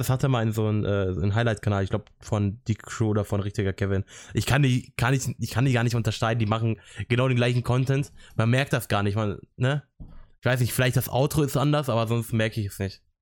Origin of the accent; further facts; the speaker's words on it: Italy; Und ich fand es auf jeden Fall nice als Italiener und als Italien-Fan, in Anführungszeichen, äh, dass Italien 3-0 gewonnen hat.